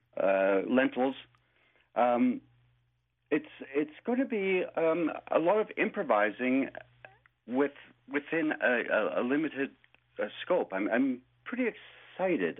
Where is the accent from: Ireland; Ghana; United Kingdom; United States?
United Kingdom; Scotland; now in Toronto, Canada; I'm also Scottish